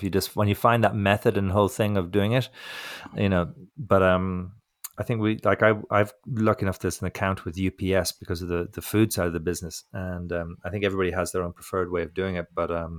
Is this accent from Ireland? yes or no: yes; Ireland; I'm being a prick now because I'm from Ireland. I'm giving the English a hard time.